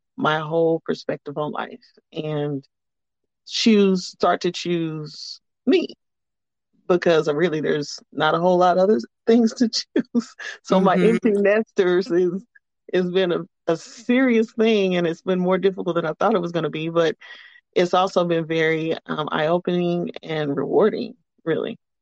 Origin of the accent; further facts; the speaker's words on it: Amarillo, Texas, United States; I am uh, born and raised in Texas, Amarillo, Texas specifically